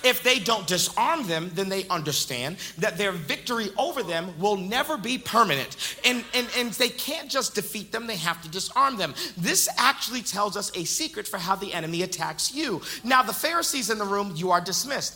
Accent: Boston, Massachusetts, United States; moved away; also born or lived in the South; I'm originally from Boston, Massachusetts, but then I moved to the South

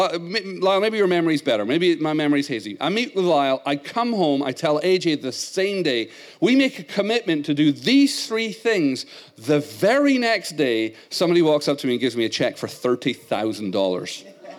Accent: Scotland, United Kingdom; accent: Scottish; moved away; I was raised in Scotland

